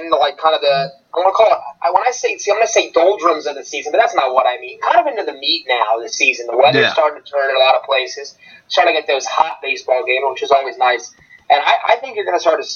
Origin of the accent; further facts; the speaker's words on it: Philadelphia, Pennsylvania, United States; I'm from Philly.